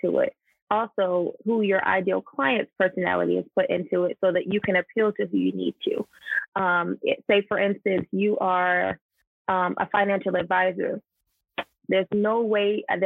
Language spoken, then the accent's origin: English; Georgia, United States; I'm from here. I'm from Georgia.